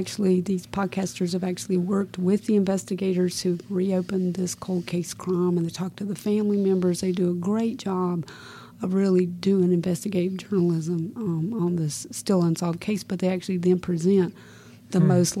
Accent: South Carolina, United States; I'm from South Carolina.

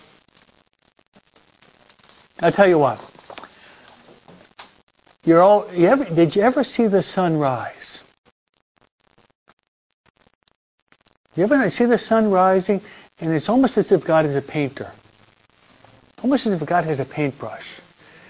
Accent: East Coast, United States; now in Southern California, United States; I was brought up and raised on the East Coast

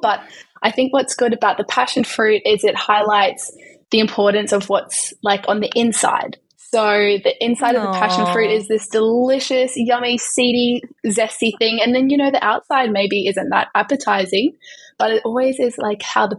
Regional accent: Gold Coast, Queensland, Australia; So I was born on the Gold Coast as well, and I did uni at Griffith University on the Gold Coast, and now I have stayed on the Gold Coast as well at a private practice in Burleigh Heads.

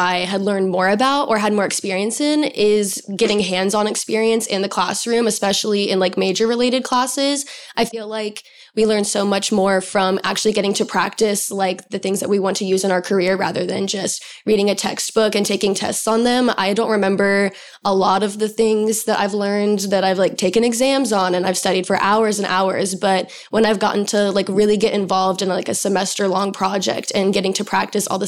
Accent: Atlanta, Georgia, United States; moved away as an adult; now in New York City, United States; I grew up in Atlanta, so I do have some city experience

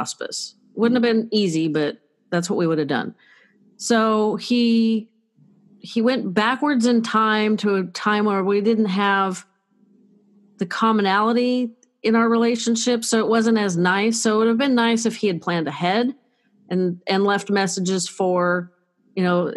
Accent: Northern California, United States; I'm from Northern California.

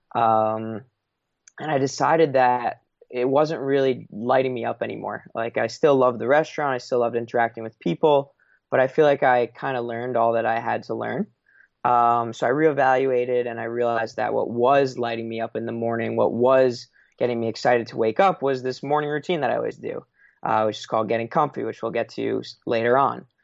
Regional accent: Long Island, New York, United States; moved away as an adult; also born or lived in Chicago; I'm from Long Island, New York

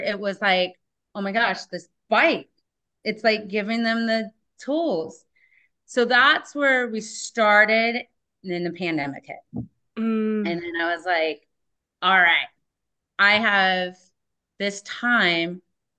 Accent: San Diego, California, United States; now in Whatcom County, United States; I grew up in San Diego, California, and my tool was a surfboard

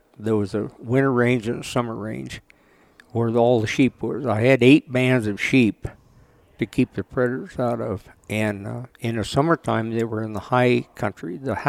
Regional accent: Redding, California, United States; also born or lived in Kansas / Anderson, California; now in Vale, Oregon, United States; I was born in Kansas, but I grew up in Redding, California, and there's a little town of Anderson, about 10 miles from there, is where I went to school, and all my kids went to school

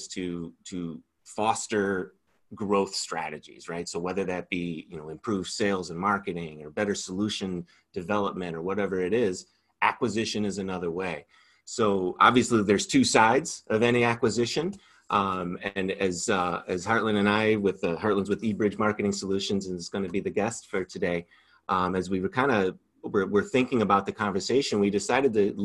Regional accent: Batavia, Illinois, United States; I grew up in Batavia, mm-hmm. Illinois

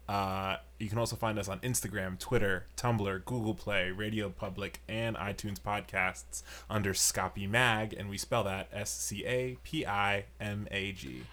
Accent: New York, United States; now in Chicago, United States; I'm from New York

